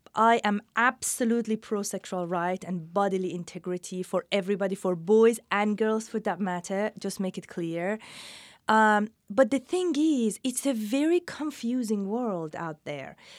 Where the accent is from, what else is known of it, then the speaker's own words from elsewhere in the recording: Iran; moved away; also born or lived in England / New York City / California; I'm from Iran, educated in England, lived in New York City and then California